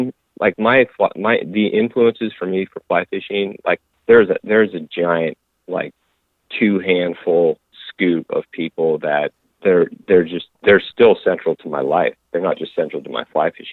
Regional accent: Inland Northwest, United States; I grew up in the Inland Northwest, probably a 100-mile stretch of country between, between Spokane and Missoula was kind of my playground from ages of, you know, birth until 18.

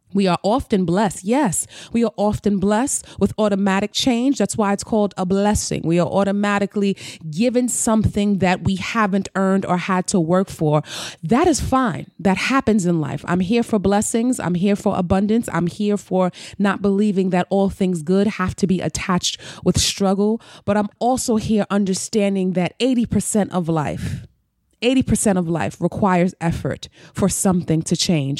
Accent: New York City, New York, United States; I'm a New Yorker, so I can only speak. I've been here all my life, born and raised. I've never lived anywhere else

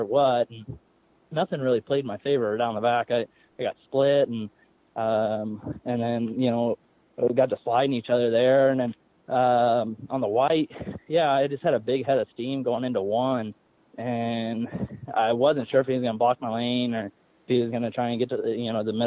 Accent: Illinois, United States; now in North Carolina, United States; I grew up in Illinois

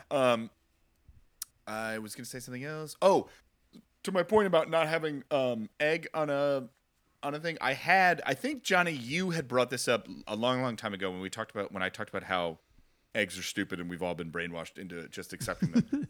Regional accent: tri-state area, United States; I grew up in the tri-state area, so it's effectively pretty New York

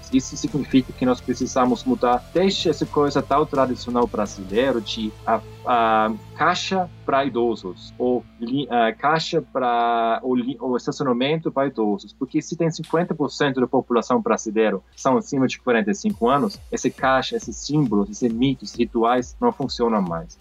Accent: Austria; Portuguese is a second language; moved away as an adult; now in Brazil; eu sou estrangeiro, eu sou austríaco, ah, mas estou aqui já 10 anos

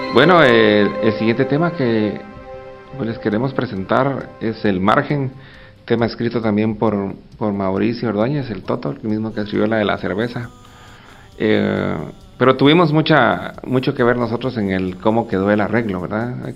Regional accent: Guatemala; una sociedad como la guatemalteca que no solo estaba en guerra, sino que pues, también a veces creo que padecemos de cierto pesimismo

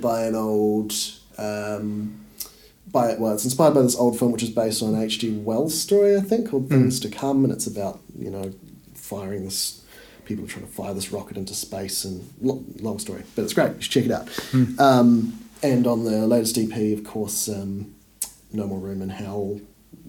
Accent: Gisborne, New Zealand; moved away as an adult; also born or lived in Christchurch; I grew up in Gisborne

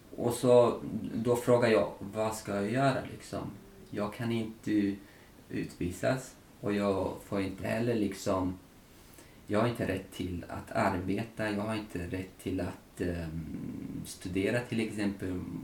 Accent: Tajikistan; now in Sweden; Tadzjikistan där jag kommer ifrån

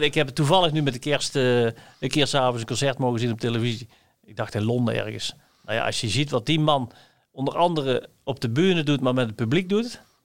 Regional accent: Limburg, Netherlands; als een Limburger

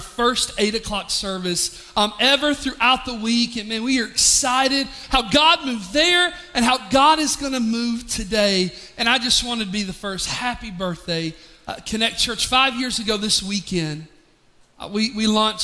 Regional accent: Pigeon Forge area, Tennessee, United States; moved away as an adult; also born or lived in Charlotte; back into our hometown

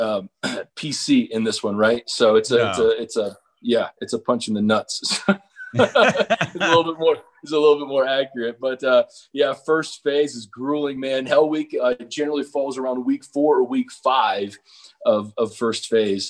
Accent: Cincinnati, Ohio, United States; I was born and raised in Cincinnati

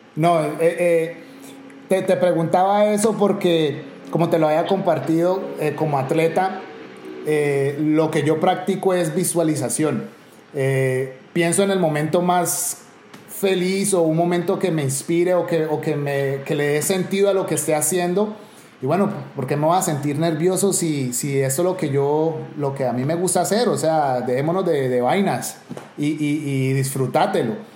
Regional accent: Cali, Valle del Cauca, Colombia; como caleño

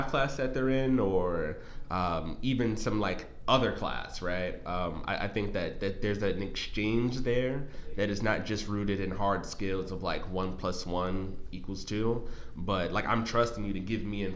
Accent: New York City, New York, United States; I'm originally from New York City, as I would say, New York.

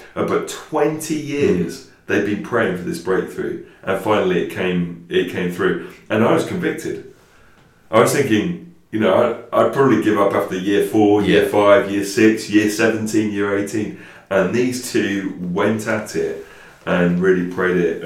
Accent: England, United Kingdom

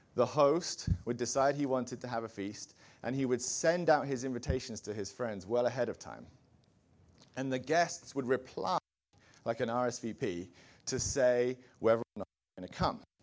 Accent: England, United Kingdom; I'm an Englishman.

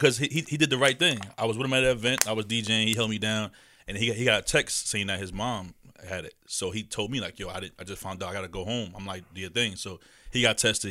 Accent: New York City, New York, United States; as a young boy played growing up in Queens

